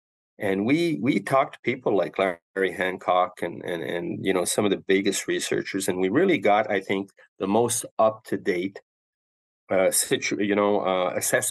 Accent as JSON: {"language": "English", "country": "Canada", "said": "as a Canadian"}